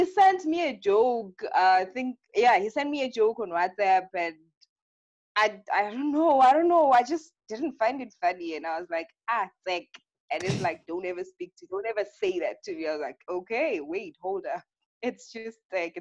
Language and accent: English; Durban, KwaZulu-Natal, South Africa; now in Soweto, South Africa; I'm from Durban, but I'm based in Soweto right now